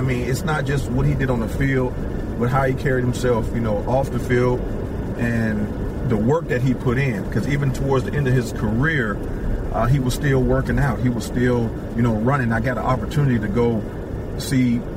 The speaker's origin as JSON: {"language": "English", "area": "Aliquippa", "region": "Pennsylvania", "country": "United States", "tie": "born or raised there", "said": "I grew up in Pennsylvania, Alco, Pennsylvania."}